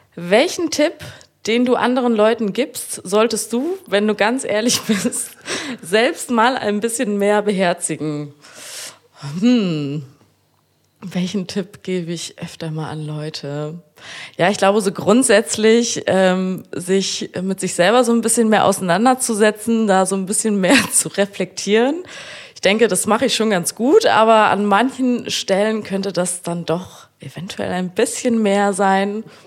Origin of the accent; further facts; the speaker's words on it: Frankfurt, Germany; now in Kiel, Germany; ich wohne in Kiel, komme aber aus Frankfurt